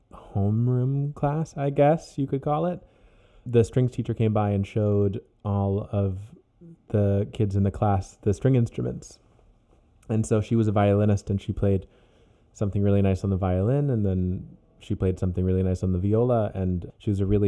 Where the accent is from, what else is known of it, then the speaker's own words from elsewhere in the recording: Ohio, United States; born there; also born or lived in Virginia / Oklahoma / Germany; I was born in Ohio, and then we moved to Virginia, and then to Oklahoma, then to Germany, and then back to Virginia.